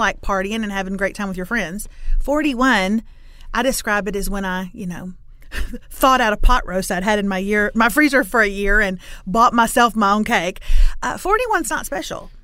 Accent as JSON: {"language": "English", "town": "Lufkin", "region": "Texas", "country": "United States", "said": "I'm from Lufkin, which is in East Texas, town of about forty thousand"}